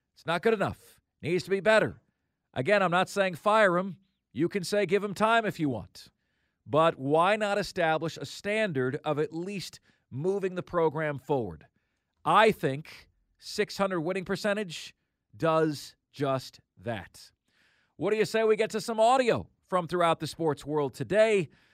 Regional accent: Florida, United States; moved away; my home state

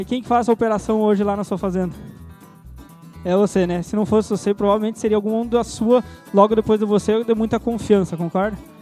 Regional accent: Santa Maria, Rio Grande do Sul, Brazil; moved away as an adult; also born or lived in Querência, Mato Grosso; now in Sinop, Brazil; eu sou gaúcho, natural de Santa Maria, Rio Grande do Sul, e faz cerca de sete anos que eu moro no Mato Grosso

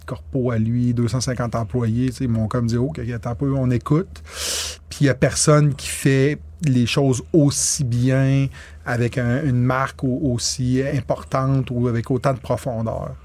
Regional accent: Quebec, Canada; je suis un Québécois pur laine

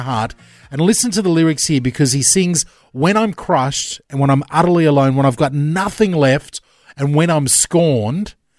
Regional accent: Australia; we're Australian

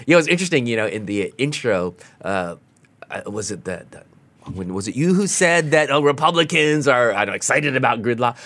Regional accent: United States; as an American

